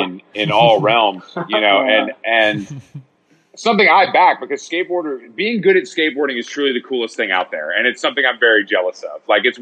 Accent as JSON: {"language": "English", "town": "San Francisco", "region": "California", "country": "United States", "tie": "born or raised there", "said": "Well, I feel like growing up in San Francisco too, it's like people are fucking good."}